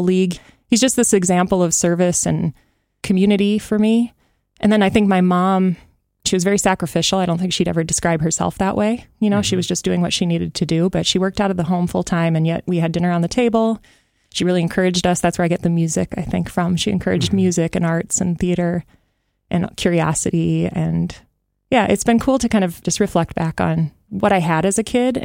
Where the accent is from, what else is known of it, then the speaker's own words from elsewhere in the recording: Sioux Falls, South Dakota, United States; moved away as an adult; now in Northfield, United States; Growing up in Sioux Falls was amazing and great friends, great opportunities